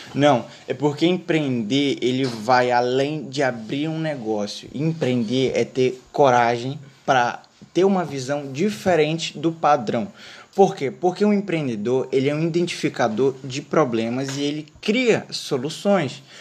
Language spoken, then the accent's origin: Portuguese; North Region, Brazil; aqui no norte, que a gente é do norte